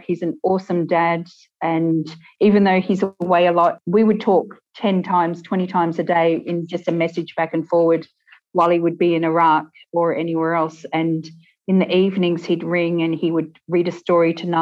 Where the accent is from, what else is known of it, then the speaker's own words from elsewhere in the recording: Australia; moved away as an adult; also born or lived in Sydney; now in Ireland; We're from Australia and we bought a house over here 18 months ago